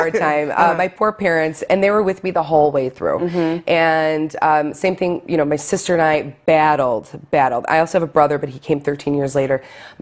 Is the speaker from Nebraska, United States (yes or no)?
no; Lackawanna, New York, United States; the church I grew up with in Lackawanna, Our Lady of Victory Basilica